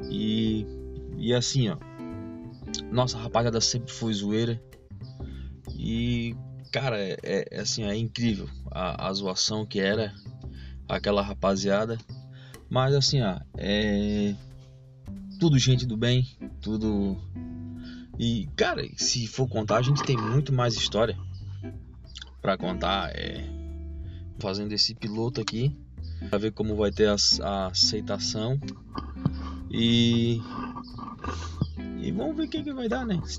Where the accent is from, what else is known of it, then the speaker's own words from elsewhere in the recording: Palhoça, Santa Catarina, Brazil; A gente estava numa praia aqui de a Grande Florianópolis, né, que a gente é de Floripa, a gente é de Palhoça. Palhoça, né? Palhoça que é a terra querida.